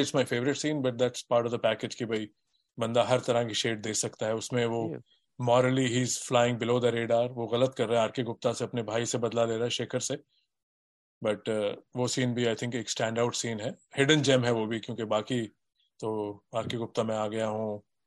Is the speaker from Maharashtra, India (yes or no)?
no; Delhi, India; मैं दिल्ली में बड़ा हुआ हूँ